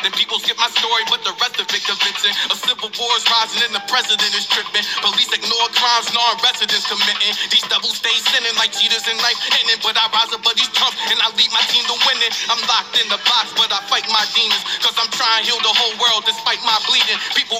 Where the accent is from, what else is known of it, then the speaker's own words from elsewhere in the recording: Baltimore, Maryland, United States; I'm from Baltimore. Shout out to all my dummies there.